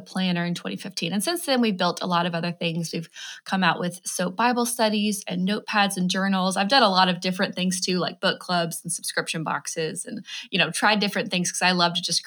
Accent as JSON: {"language": "English", "region": "Alabama", "country": "United States", "also_born_or_lived": "New York City, United States", "moved": "as an adult", "said": "I'm originally from Alabama and moved up there"}